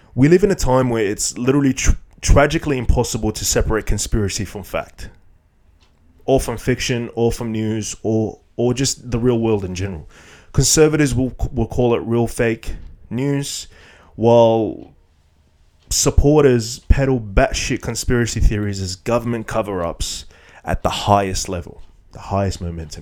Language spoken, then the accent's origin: English; Iraq; Iraq, my home country